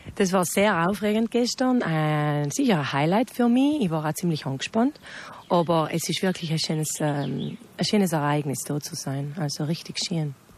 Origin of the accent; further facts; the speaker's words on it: South Tyrol, Trentino-Alto Adige, Italy; accent: South Tyrolean dialect; Wir sind Südtiroler und wir reden so